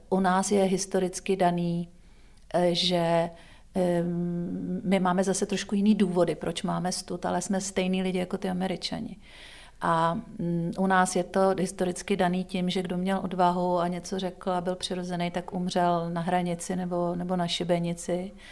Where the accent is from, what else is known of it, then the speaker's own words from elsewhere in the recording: Czechia; my máme jako Češi strach se strapnit.